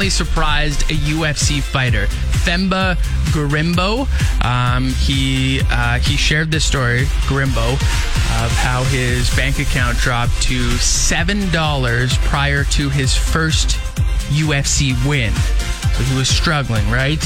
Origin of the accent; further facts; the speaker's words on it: Regina, Saskatchewan, Canada; when I was growing up in the North End